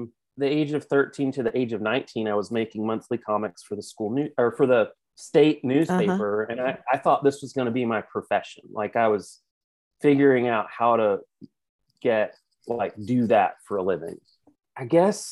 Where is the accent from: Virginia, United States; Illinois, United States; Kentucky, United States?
Virginia, United States; Cartersville; I grew up in rural Virginia, a tiny little town called Cartersville